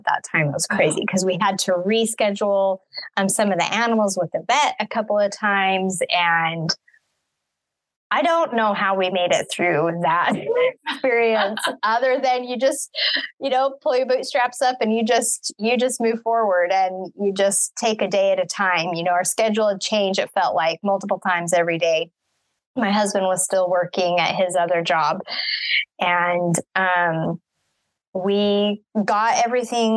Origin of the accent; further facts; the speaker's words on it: Utah, United States; moved away as an adult; also born or lived in Wyoming / Colorado; now in Missouri, United States; I was born in Wyoming, raised in Utah, moved to Colorado when I married my husband